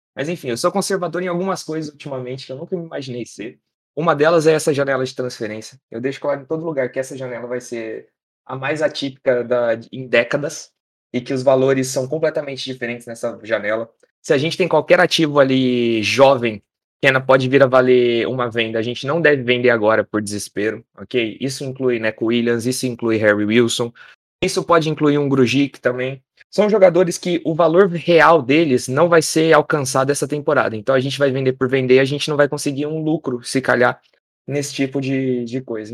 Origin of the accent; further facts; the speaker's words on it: Brazil; sou do Brasil.